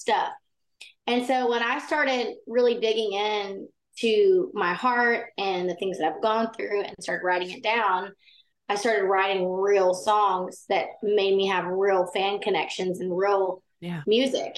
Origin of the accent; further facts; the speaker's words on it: Baytown, Texas, United States; I grew up in Baytown, Texas, which is outside of Houston. And I loved growing up in Texas